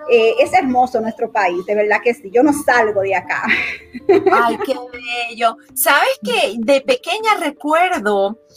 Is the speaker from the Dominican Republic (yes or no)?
yes; Dominican Republic; Claro, mi infancia fue muy bonita. Mis padres comerciantes